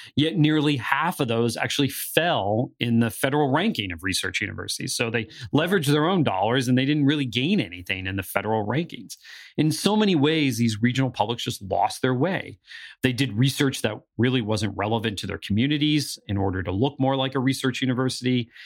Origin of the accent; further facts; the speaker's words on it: northeastern Pennsylvania, United States; moved away; my hometown in northeastern Pennsylvania